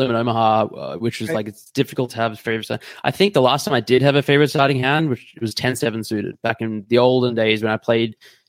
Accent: Australia; now in Munich, Germany; So I'm Australian, but I'm based in Munich in Germany at the moment

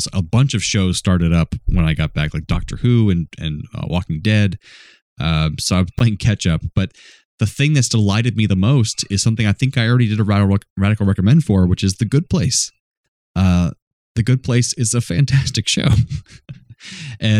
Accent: Florida, United States; Steven and I grew up in Florida mostly

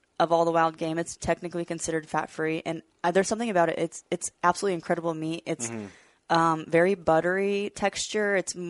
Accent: Washington, United States; moved away as an adult; now in Nebraska, United States; I actually have only lived there for 5 years. I'm originally from Washington.

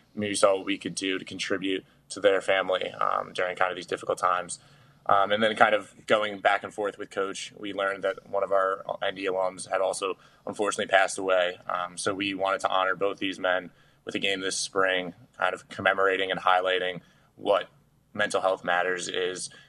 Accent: Yorktown Heights, New York, United States; my hometown, Yorktown Heights, New York

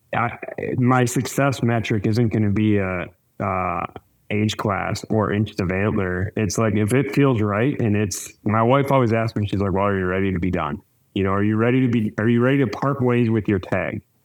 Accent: Wisconsin, United States; I grew up in Wisconsin

